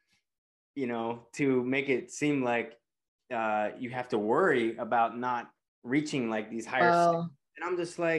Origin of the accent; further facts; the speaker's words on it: Pennsylvania, United States; I grew up in a Christian church, a small town in Pennsylvania, very sheltered